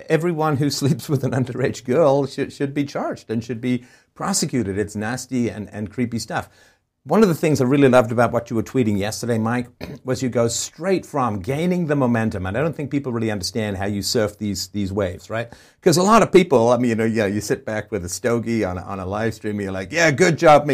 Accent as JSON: {"language": "English", "region": "England", "country": "United Kingdom", "tie": "born or raised there", "moved": "yes", "said": "I grew up in England."}